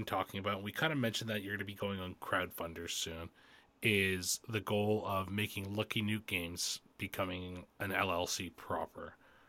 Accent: Canada; I'm Canadian.

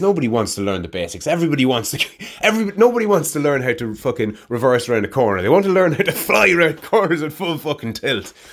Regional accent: Ireland; Gaelic, my native tongue

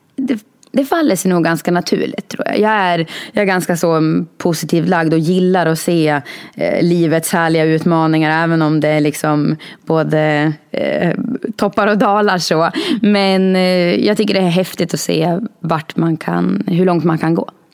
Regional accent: Norberg, Västmanland, Sweden; now in Fagersta, Sweden; jag kommer från Norberg, så nu bor jag i Fagersta. Jag har flyttat en mil.

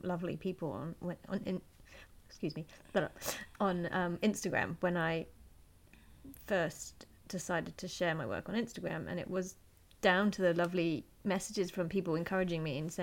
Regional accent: United Kingdom; I'm British

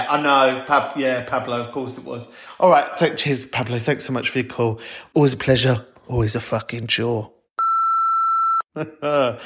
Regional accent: London, United Kingdom; I'm from Camden, North London for life

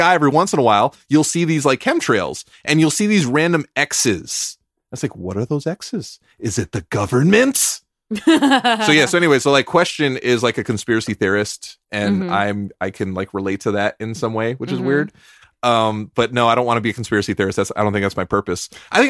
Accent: California, United States; I am a Californian.

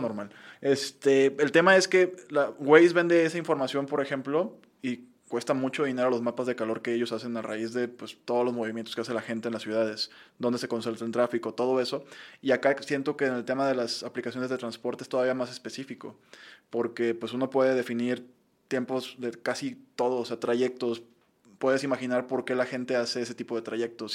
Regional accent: Mexico; los mexicanos

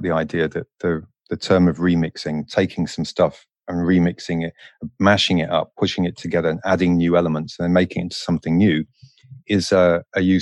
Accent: London, United Kingdom; I'm from London

